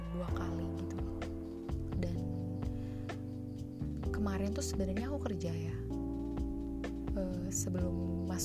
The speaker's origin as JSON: {"language": "Indonesian", "town": "Sukabumi", "region": "West Java", "country": "Indonesia", "tie": "born or raised there", "said": "Aku berasal dari kota Sukabumi."}